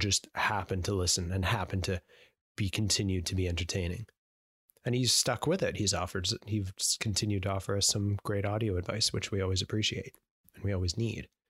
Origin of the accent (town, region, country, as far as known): Canada